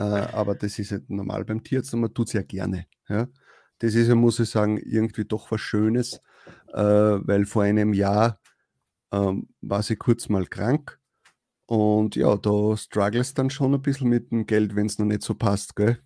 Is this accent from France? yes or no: no; Upper Austria, Austria; bei uns Oberösterreichern